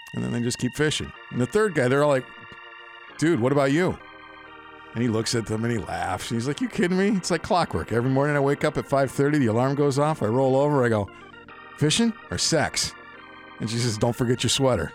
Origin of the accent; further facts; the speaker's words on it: Pittsfield, Massachusetts, United States; moved away; also born or lived in Springfield, Massachusetts; I'm really from Pittsfield